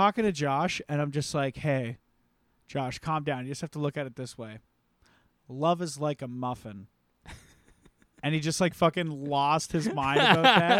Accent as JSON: {"language": "English", "region": "the South", "country": "United States", "said": "I'm from the South, so."}